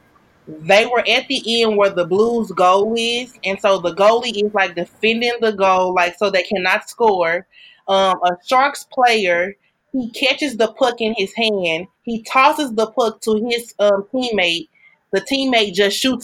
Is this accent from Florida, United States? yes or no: no; St. Louis, Missouri, United States; I am from St. Louis